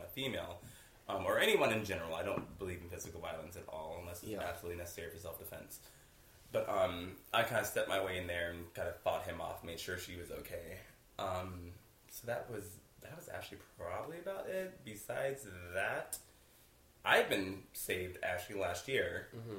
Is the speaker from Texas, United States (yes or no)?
yes; Tyler, Texas, United States; I'm from Tyler, Texas.